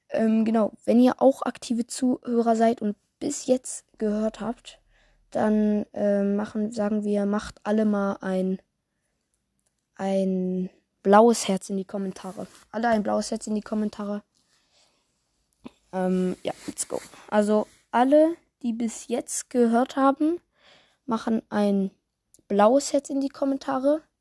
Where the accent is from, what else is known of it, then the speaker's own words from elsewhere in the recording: Switzerland; Äh, ja, okay, ich komme aus der Schweiz, deswegen vielleicht ist das ein bisschen anders.